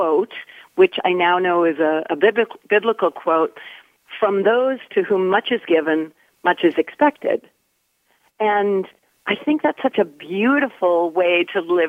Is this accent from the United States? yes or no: no; Nova Scotia, Canada; I was from Nova Scotia